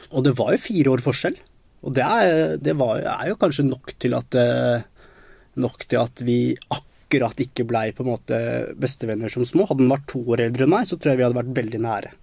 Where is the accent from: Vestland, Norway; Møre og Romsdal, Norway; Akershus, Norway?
Akershus, Norway; Nesodden; also born or lived in Colombia; Jeg er jo opprinnelig fra Colombia. Så jeg, jeg kom til Norge da jeg var to år gammel. Og da ble jeg bosatt på Nesodden